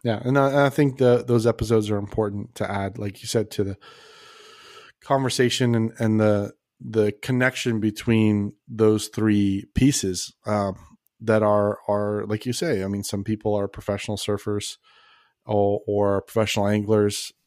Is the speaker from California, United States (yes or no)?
yes; Los Angeles, California, United States; moved away as an adult; also born or lived in Las Vegas / San Diego; now in Texas, United States; grew up in Los Angeles